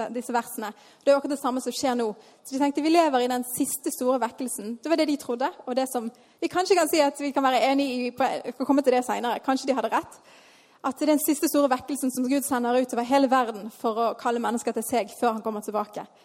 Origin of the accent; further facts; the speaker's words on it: Bergen, Vestland, Norway; Jeg vokste opp her i Tabernaklet.